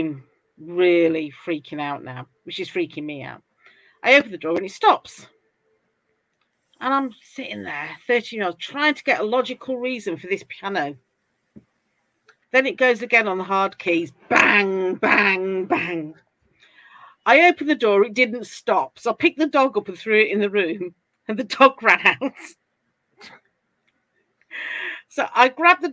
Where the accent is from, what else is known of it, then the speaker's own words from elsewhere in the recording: England, United Kingdom; As you can tell from my accent, I'm from England.